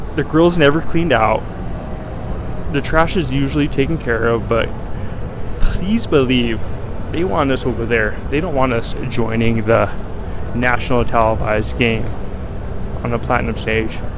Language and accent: English; Colorado, United States; I'm from, as I've said before, I'm from Colorado.